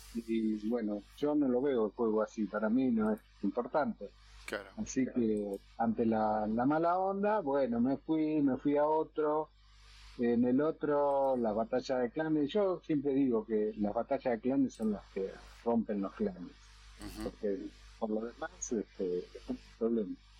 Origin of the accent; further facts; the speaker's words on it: Argentina; la mayoría somos argentinos